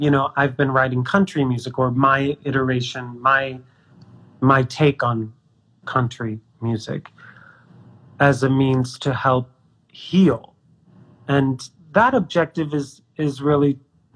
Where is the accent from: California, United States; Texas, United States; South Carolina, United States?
California, United States; Bay Area; From California. I'm from the Bay Area.